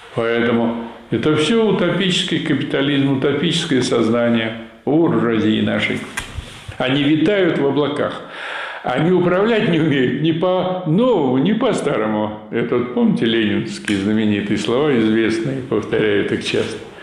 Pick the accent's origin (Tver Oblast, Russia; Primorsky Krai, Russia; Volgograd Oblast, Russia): Tver Oblast, Russia; Vyshny Volochyok; в моем родном городе, значит, было несколько фабрик комбинатов в Вышнем Волочке